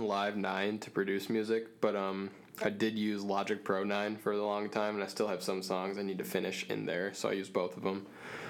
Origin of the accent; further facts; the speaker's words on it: Grand Rapids, Michigan, United States; me and my friend told him we're from Grand Rapids